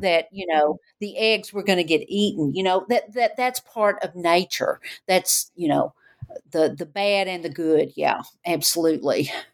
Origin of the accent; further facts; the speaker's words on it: Knoxville, Tennessee, United States; growing up in Knoxville.